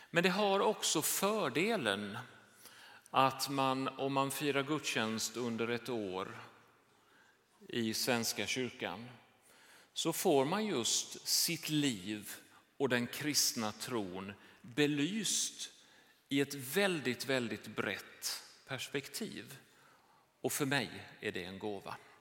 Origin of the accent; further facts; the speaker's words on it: Jönköping, Jönköping County, Sweden; moved away; det här är min hemstad.